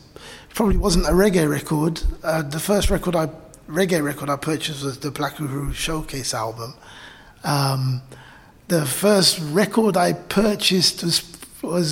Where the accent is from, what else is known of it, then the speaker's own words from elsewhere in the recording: London, United Kingdom; I was born when my parents were living in the borough, and I grew up in Brent.